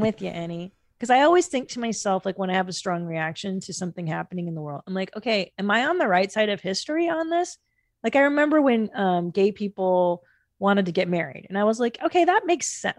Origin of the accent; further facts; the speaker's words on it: Los Angeles, California, United States; growing up in Los Angeles